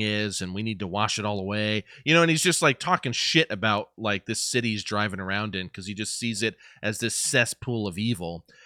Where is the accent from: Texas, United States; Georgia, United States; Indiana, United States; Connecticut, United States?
Indiana, United States; I, I'm from Indiana